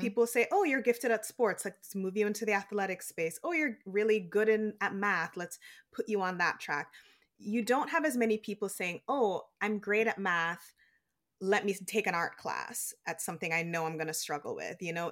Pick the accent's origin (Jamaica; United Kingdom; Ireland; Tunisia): Jamaica; now in United States; when I was growing up in Jamaica, all of my aunts and uncles and cousins and, like, grandparents when they were alive, they're all still in Jamaica